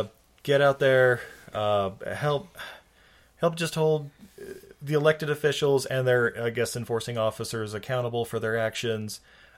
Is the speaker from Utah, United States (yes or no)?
yes; Ogden, Utah, United States; here in my hometown of Ogden, Utah